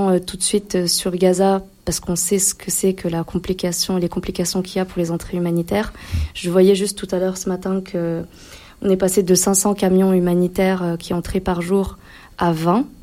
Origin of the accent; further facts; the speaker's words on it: Grenoble, Auvergne-Rhône-Alpes, France; parce que en tant que Français grenoblois, euh, forcément, quand on, voyage en Palestine